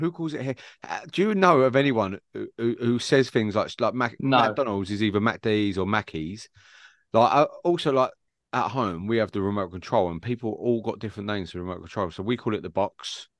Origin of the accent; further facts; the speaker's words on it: Barking, London, United Kingdom; accent: Cockney; I was born in Barking, right?